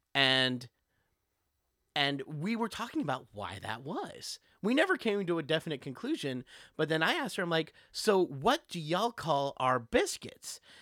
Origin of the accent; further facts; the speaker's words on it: Texas, United States; moved away as an adult; I grew up in Texas